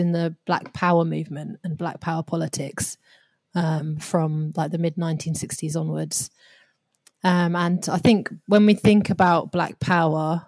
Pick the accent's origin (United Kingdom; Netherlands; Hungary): United Kingdom; my position growing up in Britain